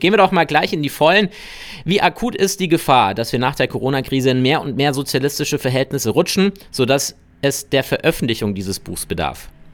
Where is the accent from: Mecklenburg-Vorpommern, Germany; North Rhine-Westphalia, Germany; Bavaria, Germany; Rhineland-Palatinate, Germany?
Bavaria, Germany; bei uns in Bayern